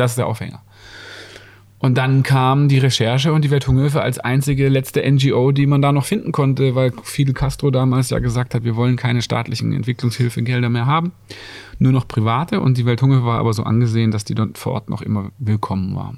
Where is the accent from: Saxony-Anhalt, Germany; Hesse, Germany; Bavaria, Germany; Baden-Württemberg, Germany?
Baden-Württemberg, Germany; Ludwigsburg; moved away as an adult; now in Hamburg, Germany; der mit mir in die Schule gegangen ist in Ludwigsburg